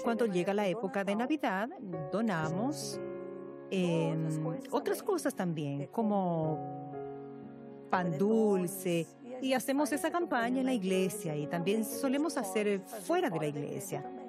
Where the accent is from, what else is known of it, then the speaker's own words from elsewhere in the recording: Jacareí, São Paulo, Brazil; soy yacariense